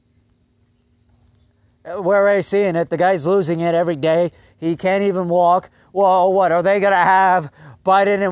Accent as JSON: {"language": "English", "country": "United States", "said": "I'm an American"}